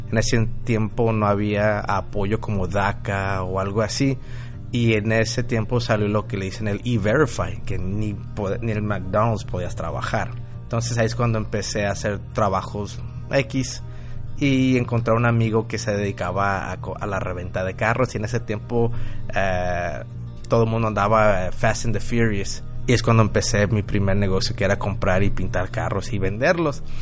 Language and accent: Spanish; Guadalajara, Jalisco, Mexico; now in Phoenix, United States; tengo 35 años y soy originario de Guadalajara. Soy tapatío, pero me considero Phoenician y soy dueño de varios negocios aquí locales en Phoenix, Arizona.